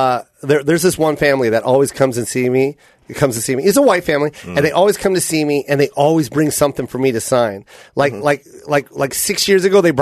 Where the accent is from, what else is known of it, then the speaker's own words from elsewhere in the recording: Tacoma, Washington, United States; moved away; there's a reason why I came from Tacoma.